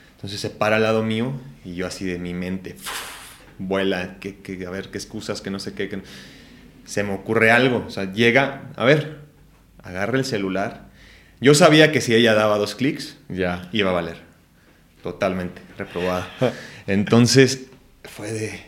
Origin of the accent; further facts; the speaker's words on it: Ciudad Guzmán, Jalisco, Mexico; moved away; Nací en Ciudad Guzmán, Jalisco